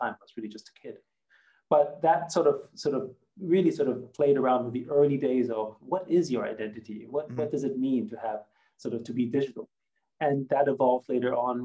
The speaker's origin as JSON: {"language": "English", "country": "Austria", "tie": "born or raised there", "first_language": "German", "second_language": "English", "moved": "yes", "said": "I grew up in Austria. So I was very much sort of, you know, as a Chinese person in Austria, growing up in the 70s"}